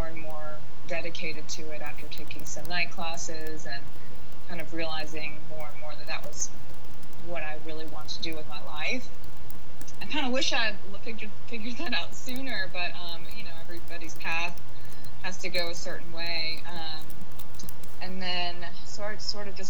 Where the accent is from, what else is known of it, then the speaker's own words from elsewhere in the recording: Jackson, Mississippi, United States; moved away as an adult; now in Memphis, United States; I'm actually from Jackson, Mississippi, which is quite close, you know, just 3 hours south, and came up to Memphis for college